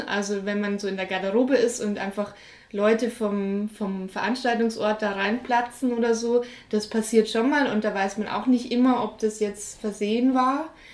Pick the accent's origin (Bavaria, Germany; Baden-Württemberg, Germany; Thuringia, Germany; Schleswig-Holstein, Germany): Bavaria, Germany; Munich; ich bin ja in München aufgewachsen